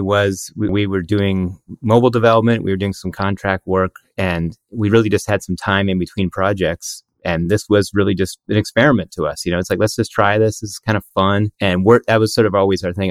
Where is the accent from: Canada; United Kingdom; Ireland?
Canada; We're Canadian.